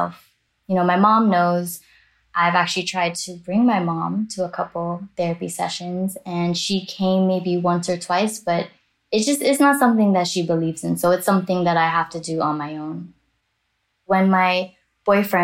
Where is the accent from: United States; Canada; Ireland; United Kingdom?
United States; Miami, Florida; I am Chinese Jamaican American. I grew up in Miami, Florida, and back and forth to Jamaica, summers, holidays